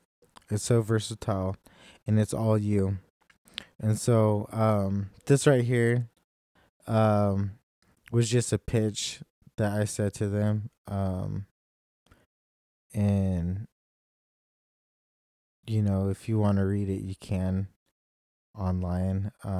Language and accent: English; India; I'm from India, and four others are all adopted, two each from the U.S. and Seoul, Korea.